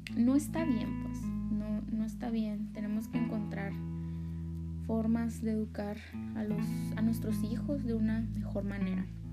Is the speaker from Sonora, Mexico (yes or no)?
yes; Sonora, Mexico; Me encanta mi cultura, me encanta mi estado, mi pueblo